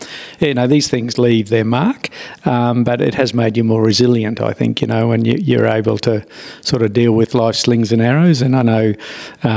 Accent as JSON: {"language": "English", "town": "Brisbane", "region": "Queensland", "country": "Australia", "tie": "born or raised there", "moved": "yes", "said": "I was born and bred in Brisbane."}